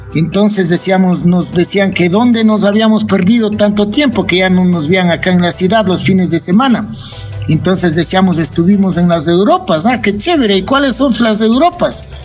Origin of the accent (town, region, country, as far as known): Ibarra, Imbabura, Ecuador; also born or lived in Quito